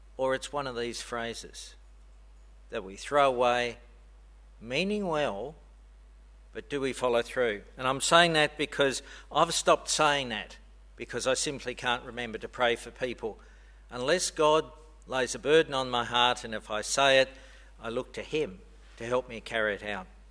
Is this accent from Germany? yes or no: no; Australia; moved away; I'm Australian